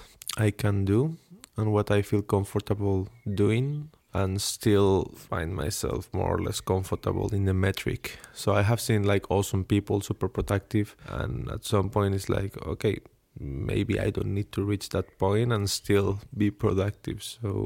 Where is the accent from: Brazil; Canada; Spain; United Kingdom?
Spain; English is a second language; moved away as an adult; now in Stockholm, Sweden; I'm a human from Spain, living in Stockholm, doing my PhD in between psychology and human-robot interaction.